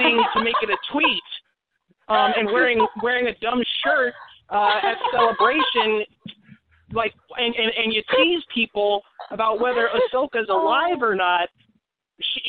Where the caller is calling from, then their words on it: Portland, Oregon, United States; I'm calling from Portland, in Oregon.